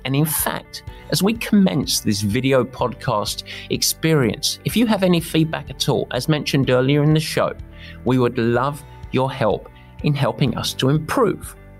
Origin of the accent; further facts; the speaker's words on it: England, United Kingdom; luckily I'm English